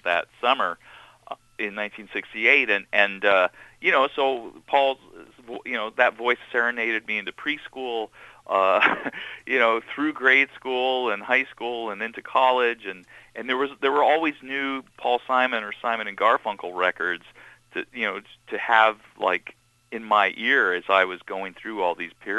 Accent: Seattle, Washington, United States; also born or lived in New York; my real experience of growing up as a Jewish kid in Seattle

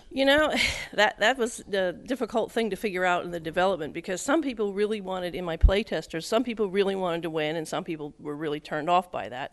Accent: rural Pennsylvania, United States; also born or lived in Westchester, New York; now in Edinburg, United States; I grew up in rural Pennsylvania

